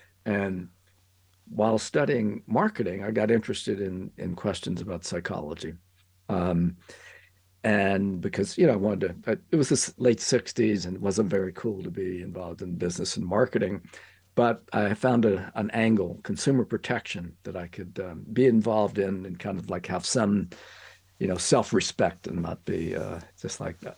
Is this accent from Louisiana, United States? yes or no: yes; Louisiana, United States; I'm a Cajun, yes.